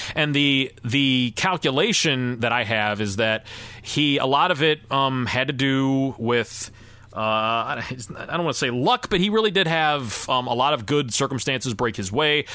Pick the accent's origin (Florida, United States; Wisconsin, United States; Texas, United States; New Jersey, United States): Florida, United States; Tampa; born or raised there